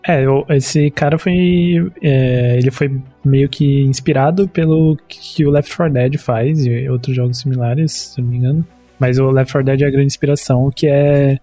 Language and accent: Portuguese; São Bernardo do Campo, São Paulo, Brazil; also born or lived in Campinas; eu sou de São Bernardo, do campo, São Paulo, tenho 25 anos